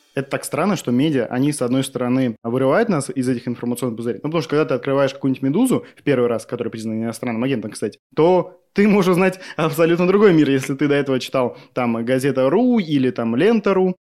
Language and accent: Russian; Novosibirsk, Novosibirsk Oblast, Russia; now in Moscow, Russia; я из Новосиба